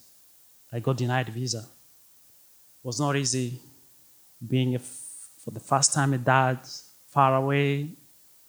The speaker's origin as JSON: {"language": "English", "country": "Burundi", "tie": "born or raised there", "second_language": "English", "moved": "as an adult", "lives_now": "Detroit, United States", "said": "I was born and raised in Africa, a small country called Burundi"}